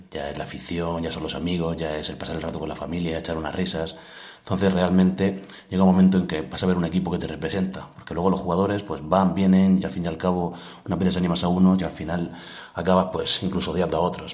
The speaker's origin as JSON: {"language": "Spanish", "town": "Murcia", "region": "Region of Murcia", "country": "Spain", "said": "el equipo de mi ciudad, el equipo del que siempre he sido y el equipo que puedo decir yo soy de Murcia"}